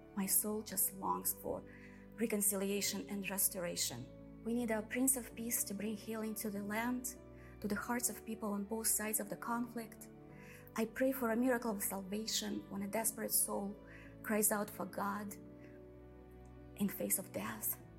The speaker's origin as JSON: {"language": "English", "country": "Russia", "tie": "born or raised there", "accent": "Russian", "second_language": "English", "moved": "as an adult", "said": "my accent that I'm Russian. I was born and raised in communist Russia"}